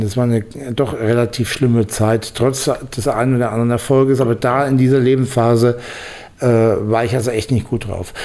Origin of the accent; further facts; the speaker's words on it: Bamberg, Bavaria, Germany; moved away as an adult; also born or lived in Ruhr area; ich komme eigentlich aus Bamberg, also aus, aus dem Frankenlande eigentlich